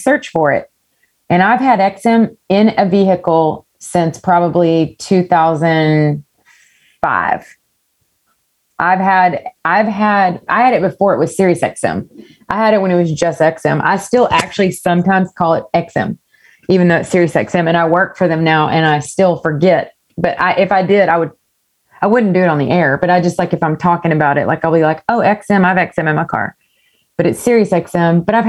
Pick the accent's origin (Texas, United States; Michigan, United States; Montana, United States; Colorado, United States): Texas, United States; East; I grew up in East Texas